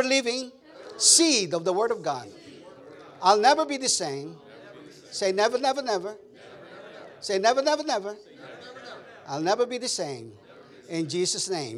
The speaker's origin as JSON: {"language": "English", "country": "Philippines", "second_language": "English", "moved": "yes", "lives_now": "Texas, United States", "said": "as a Filipino cowboy, that's how we do it in Texas."}